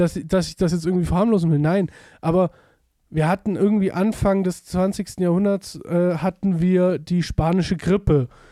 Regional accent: Germany; wir als Deutsche

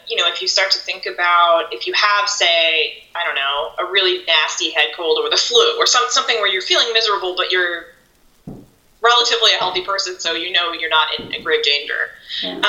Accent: Nova Scotia, Canada; now in United States; growing up in Canada

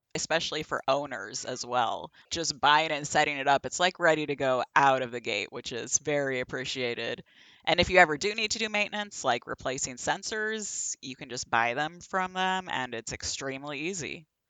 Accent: the Northwest, Pacific Northwest, United States; moved away; I'm originally from the Northwest

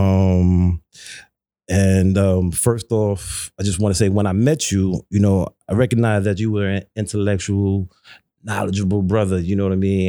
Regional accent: New York City, New York, United States; growing up in Brooklyn, growing up in Flatbush

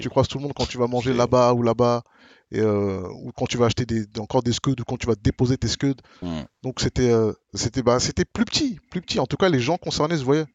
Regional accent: Marne-la-Vallée, Île-de-France, France; nous on vient de Marne-la-Vallée. Moi, à Bamil, on vient de Marne-la-Vallée

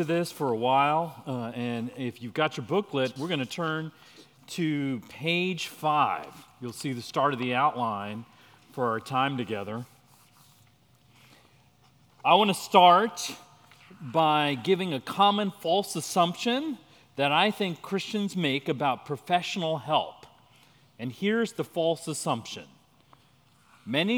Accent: India; I'm Indian, so every other cousin is a doctor

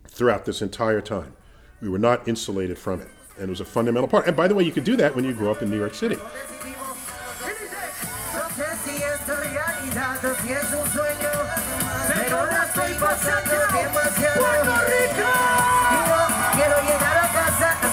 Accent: New York City, New York, United States; growing up in Riverdale, which is mostly not Black

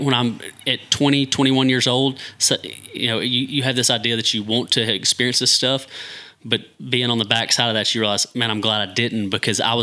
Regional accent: Hayden, Alabama, United States; moved away as an adult; now in Trussville, United States; grew up, born and raised in Hayden, graduated class of 2002

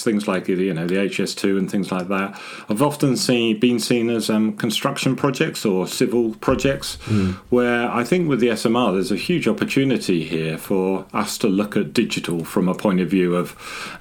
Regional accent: Scotland, United Kingdom; moved away; also born or lived in Harwell, Oxfordshire; I was born up in Scotland as part of the nuclear endeavour, and I did my apprenticeship at Harwell

